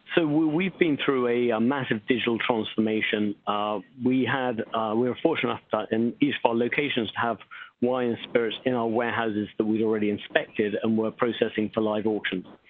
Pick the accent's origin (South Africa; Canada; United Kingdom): United Kingdom; England; moved away as an adult; now in New York, United States; I'm English based, uh, born, but I've lived in New York for the last 25 years.